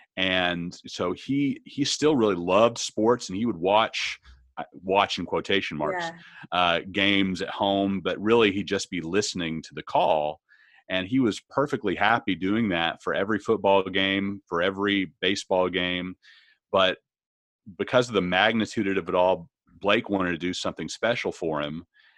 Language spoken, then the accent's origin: English; Arlington, Texas, United States; And, you know, it's in my hometown where I grew up, yeah. Arlington.